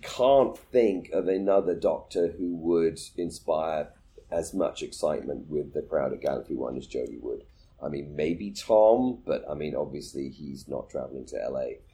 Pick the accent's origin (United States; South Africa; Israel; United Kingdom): United Kingdom; moved away; my home country, Britain